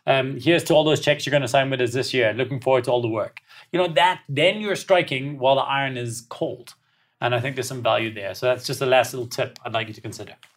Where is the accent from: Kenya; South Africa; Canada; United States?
South Africa; being South African